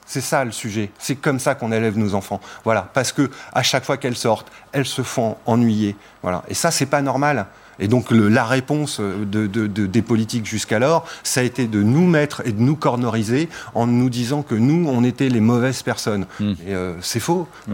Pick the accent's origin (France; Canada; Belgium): France; Paris, Île-de-France; je suis un Parisien euh, pure pur souche, quoi, mm. donc euh, j'aime ma ville